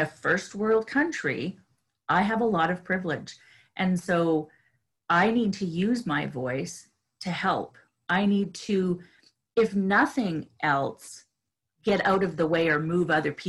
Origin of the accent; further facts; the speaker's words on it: Canada; being a Canadian